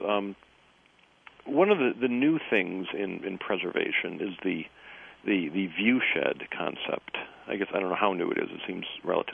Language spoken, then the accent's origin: English; Michigan, United States; I'm Yankee descent from Michigan